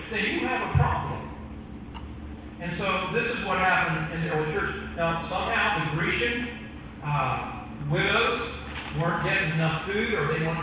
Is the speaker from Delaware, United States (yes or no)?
yes; Western Sussex County, Eastern Shore, Delaware, United States; I'm from the Eastern Shore. I'm from Western Sussex County.